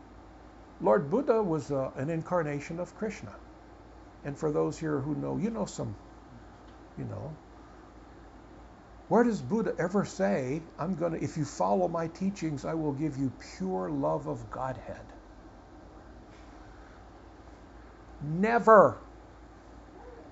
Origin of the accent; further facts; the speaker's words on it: United States; I was born in America, that I'm American.